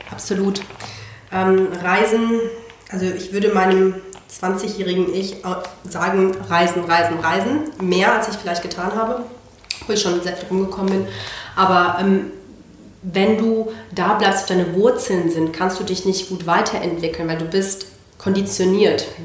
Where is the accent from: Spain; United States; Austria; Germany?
Spain; Barcelona, Catalonia; born there; geboren bin ich in Barcelona. Ähm, meine beiden Großeltern sind nach Spanien emigriert, einer aus Indien und der andere aus ähm, Bolivien und haben beide äh, spanische Frauen geheiratet.